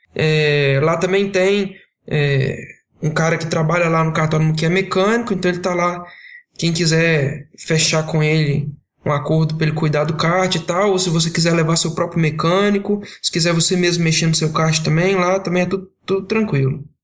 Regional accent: Belo Horizonte, Minas Gerais, Brazil; tenho 25 anos, sou engenheiro, é natural de Belo Horizonte

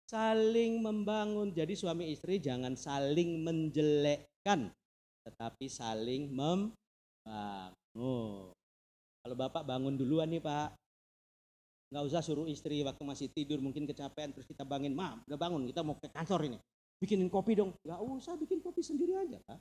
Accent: Purwodadi, Central Java, Indonesia; saya dari itu saya dari Purwodadi

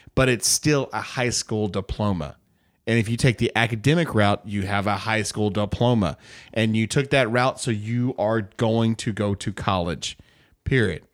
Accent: United States; I'm an American

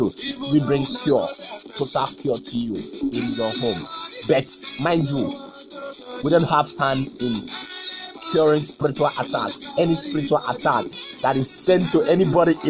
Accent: Ikot Ekpene, Akwa Ibom, Nigeria; Ikotekpene, my hometown

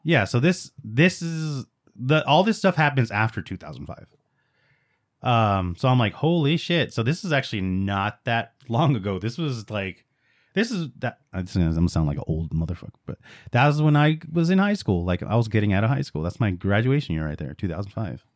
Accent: Los Angeles, California, United States; I was born in East L

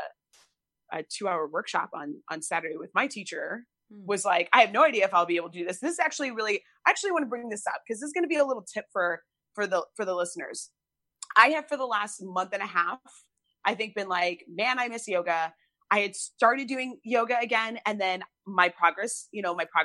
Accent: United States; also born or lived in Chicago; being an American

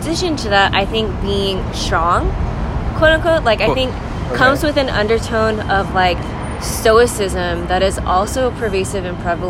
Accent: Philippines; thinking about like my identity as a Filipina.

